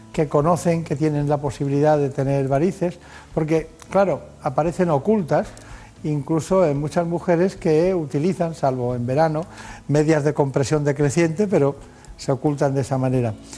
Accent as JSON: {"language": "Spanish", "area": "Mallorca", "region": "Balearic Islands", "country": "Spain", "said": "en mi tierra, mi tierra en Mallorca"}